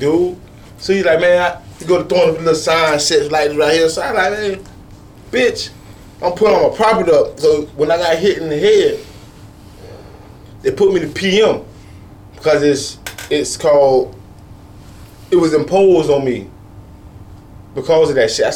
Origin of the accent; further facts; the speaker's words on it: Sarasota and Bradenton, Florida, United States; I've lived in Sarasota and Bradenton all my life. I'm not from Sarasota or Bradenton. I'm from 9-for-1